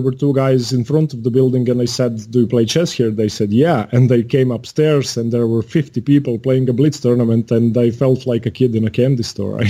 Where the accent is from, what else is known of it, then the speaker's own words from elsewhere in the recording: Zagreb, City of Zagreb, Croatia; also born or lived in Poland; I'm from Zagreb, Croatia. That's the capital.